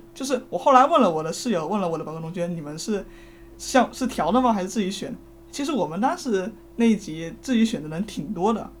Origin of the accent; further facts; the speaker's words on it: Fujian, China; 我是福建人